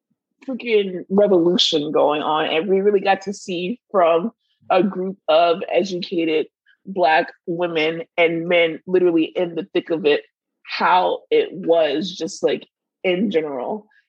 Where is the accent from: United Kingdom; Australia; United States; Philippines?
United States; Florida; But, like, we're from Miami. Like, well, we're close to Miami.